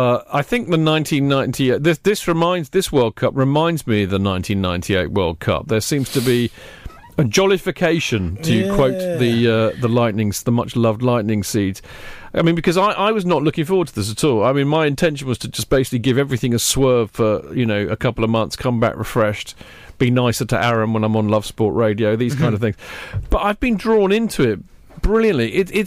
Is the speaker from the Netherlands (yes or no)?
no; England, United Kingdom; obviously I'm English and I want England to win